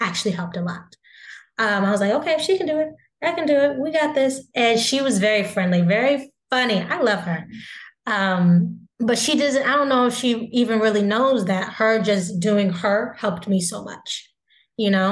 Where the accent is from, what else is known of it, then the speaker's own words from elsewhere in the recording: the South, United States; we're both from the South